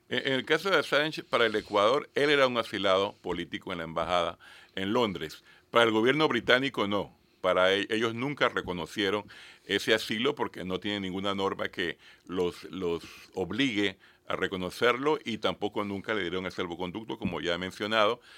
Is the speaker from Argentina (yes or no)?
no; Panama; como ciudadano panameño